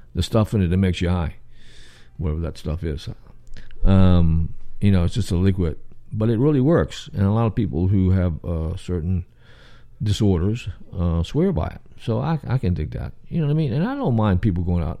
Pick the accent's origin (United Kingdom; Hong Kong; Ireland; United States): United States; Richmond, Virginia; accent: southern; also born or lived in New York City; now in Atlanta, United States; I was born in Richmond, Virginia, capital of the South